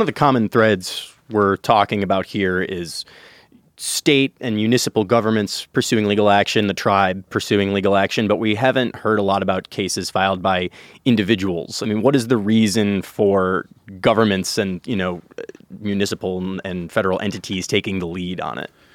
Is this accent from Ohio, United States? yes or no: no; Chicago, Illinois, United States; my hometown, uh, the city of Chicago